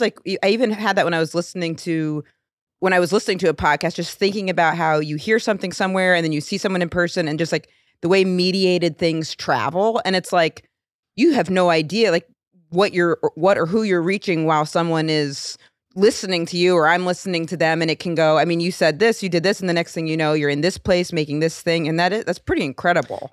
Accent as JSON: {"language": "English", "town": "Rome", "region": "Maine", "country": "United States", "tie": "born or raised there", "said": "In my hometown of Rome"}